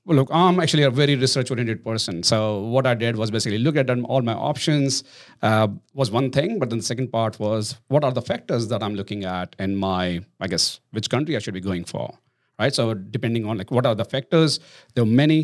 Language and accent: English; India; moved away as an adult; now in Australia; I'm Indian